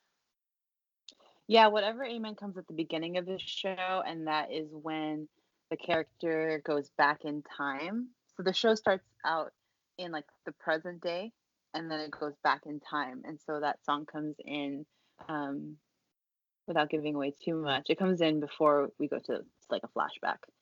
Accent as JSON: {"language": "English", "country": "Philippines", "said": "I'm I'm from the Philippines"}